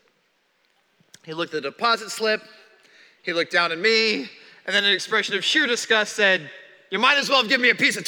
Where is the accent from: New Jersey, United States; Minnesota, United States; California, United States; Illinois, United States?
Illinois, United States; Chicago; I was born in Chicago and spent the entirety of my childhood there